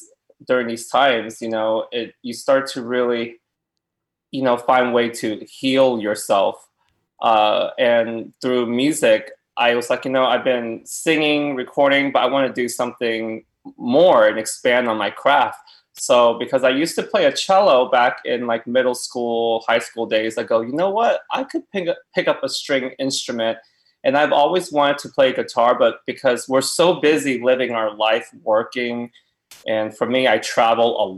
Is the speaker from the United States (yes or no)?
yes; Tulsa, Oklahoma, United States; moved away as an adult; now in West Hollywood, United States; I grew up in Tulsa, Oklahoma, born, raised, lived there till I was 27